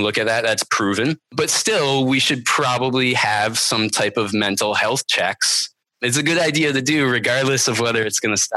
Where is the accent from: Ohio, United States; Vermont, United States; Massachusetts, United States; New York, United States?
Vermont, United States; I grew up pretty poor in Vermont